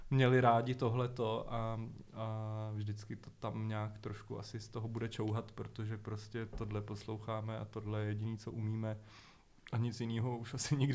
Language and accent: Czech; Prague, Czechia; já jsem vyrůstal na letný.